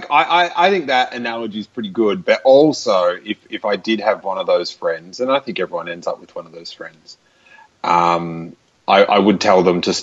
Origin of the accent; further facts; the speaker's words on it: Australia; I'm from Australia.